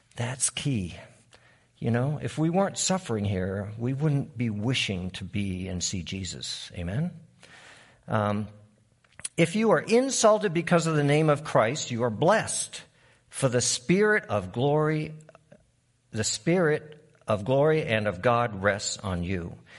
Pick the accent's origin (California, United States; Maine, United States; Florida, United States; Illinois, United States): Maine, United States; moved away; also born or lived in Uruguay; I'm from Maine